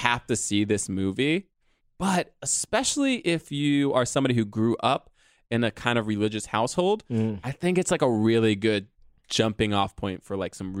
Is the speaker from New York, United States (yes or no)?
yes; New York City, New York, United States; and I was born in Harlem